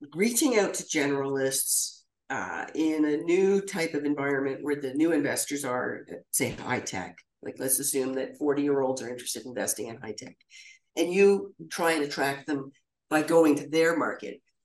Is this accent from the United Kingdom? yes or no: no; Ottawa, Ontario, Canada; growing up in Ottawa